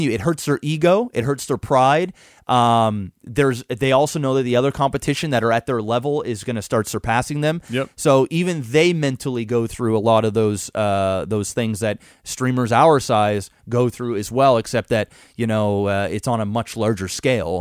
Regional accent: Canada; I'm Canadian and I've always lived here

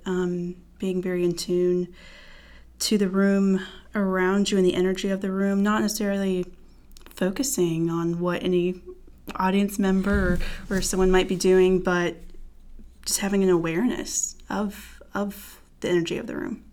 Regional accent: Fayetteville, North Carolina, United States; I'm originally from Fayetteville, North Carolina, military town, but not a military kid. Um, grew up there

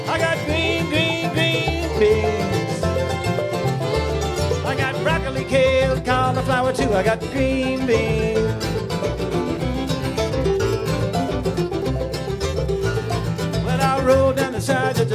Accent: Wheeling, West Virginia, United States; I come from Wheeling up in the northern panhandle there

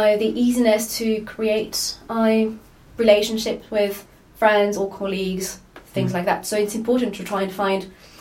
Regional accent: Lyon, Auvergne-Rhône-Alpes, France; moved away as an adult; now in Edinburgh, United Kingdom; I'm from France, from Lyon. I moved to Edinburgh 2 years ago to do my PhD

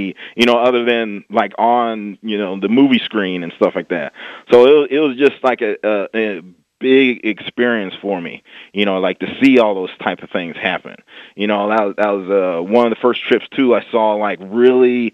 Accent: Bettendorf, Iowa, United States; I'm a kid from the Midwest. Bettendorf, Iowa

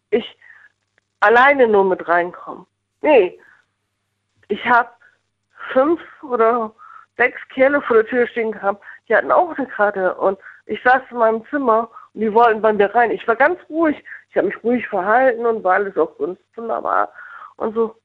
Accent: Northern Germany, Germany; also born or lived in Bonn; now in Mendig, Germany; ich bin Norddeutsch. Ich komme eigentlich aus dem Hafen

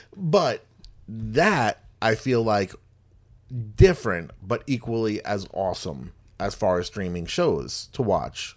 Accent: New York, United States; growing up in New York and stuff, not, not in the Bronx

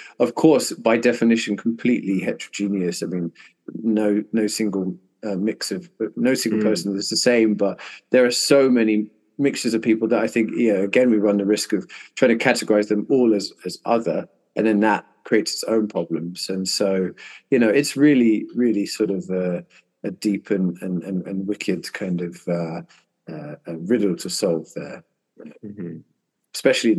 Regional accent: Philippines; But for some reason, Asian feels very strange to me to be ticking that box because I'm from the Philippines.

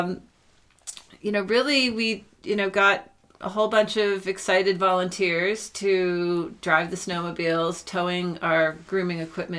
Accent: New England, United States; moved away as an adult; now in Moab, United States; I grew up skiing in New England

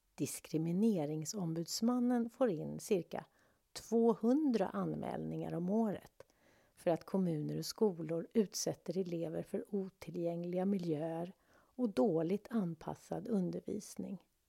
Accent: Sweden; Vi svenskar

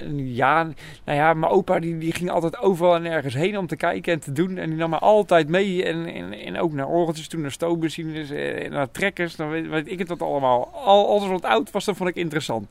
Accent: Nieuwkoop, South Holland, Netherlands; ik kom uit Nieuwkoop.

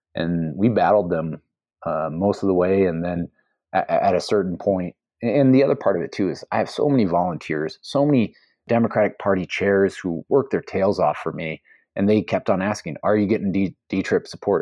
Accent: Iowa, United States; moved away as an adult; also born or lived in Seattle; the Iowa I grew up

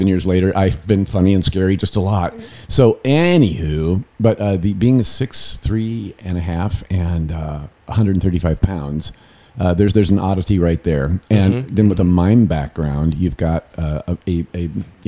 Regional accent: Indiana, United States; moved away as an adult; now in Los Angeles, United States; I grew up in Indiana.

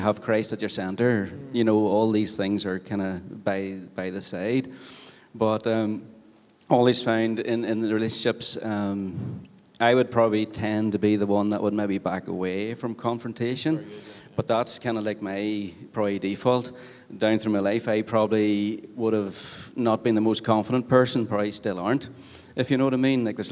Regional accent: Ulster Scots, Northern Ireland, United Kingdom; after being called Irish for too many times, had to be, no, it's Ulster Scots

